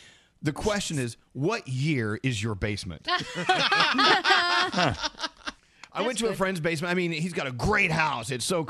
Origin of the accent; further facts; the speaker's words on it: Texas, United States; also born or lived in Northeast US; now in Northeast, United States; growing up in Texas, we didn't have basements, really. It wasn't it's not basement area down there.